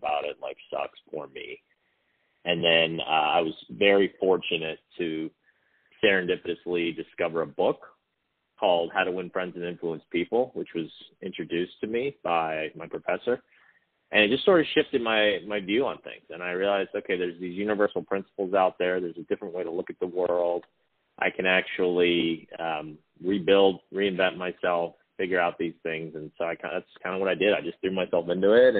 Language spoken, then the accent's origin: English; Hawaii, United States; also born or lived in Pasadena, California; was born in California, Pasadena, to two hippie parents, and we moved to Hawaii when I was two